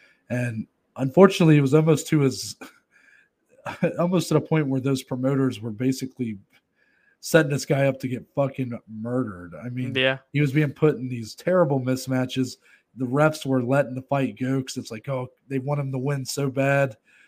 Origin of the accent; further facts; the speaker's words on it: United States; we're American.